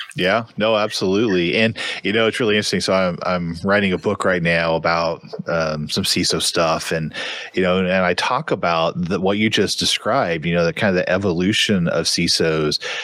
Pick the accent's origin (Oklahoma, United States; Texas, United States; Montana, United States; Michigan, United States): Oklahoma, United States; Tulsa; I am from Tulsa, Oklahoma